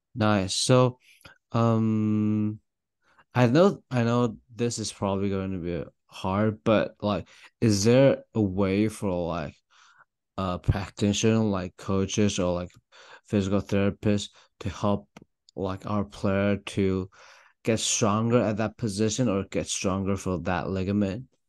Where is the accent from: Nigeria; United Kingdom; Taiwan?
Taiwan; now in Louisville, United States; I'm from Taiwan, although I'm Louisville right now